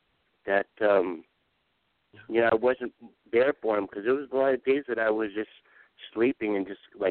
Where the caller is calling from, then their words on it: Pahrump, Nevada, United States; from Pahrump.